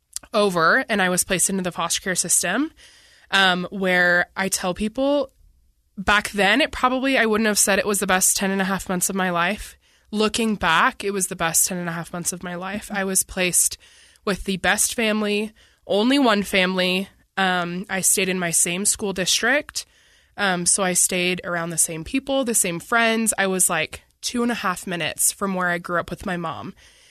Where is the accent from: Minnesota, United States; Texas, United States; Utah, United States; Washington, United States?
Minnesota, United States; Bloomington; Yeah, I grew up in Minnesota. I grew up in a suburb like about 15 minutes from Minneapolis called Bloomington, Minnesota. And I spent 14 years there. So that's where I claim to be from. That's home to me.